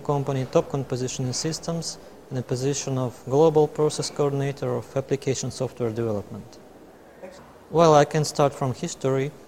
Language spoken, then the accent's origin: English; Moscow, Russia; I'm coming from Moscow, Russia.